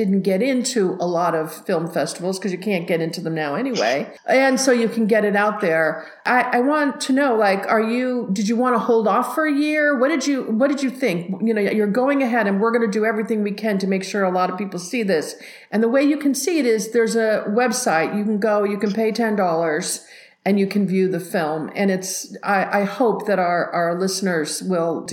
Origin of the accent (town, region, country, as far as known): United States